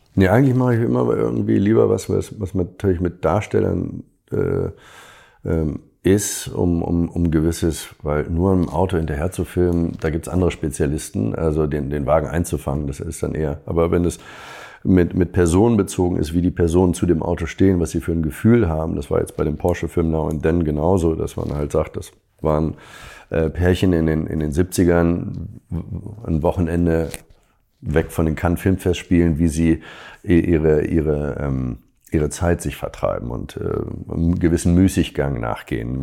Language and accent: German; Hamburg, Germany; Als Hamburger